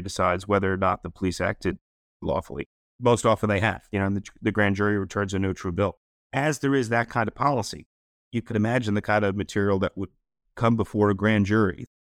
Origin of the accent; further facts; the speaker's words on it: New York City, New York, United States; I'm a, I'm a New Yorker at, uh, Manhattanite